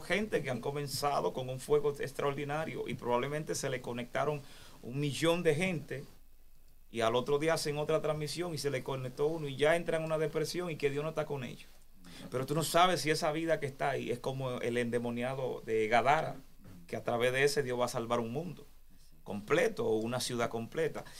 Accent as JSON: {"language": "Spanish", "country": "Dominican Republic", "tie": "born or raised there", "also_born_or_lived": "Santo Domingo", "moved": "as an adult", "said": "Cuando yo estaba en Santo Domingo, yo estaba a tiempo completo"}